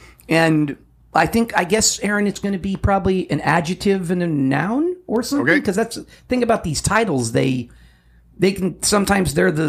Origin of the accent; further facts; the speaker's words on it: United States; I wouldn't call myself a fan, but I'm an American, goddammit.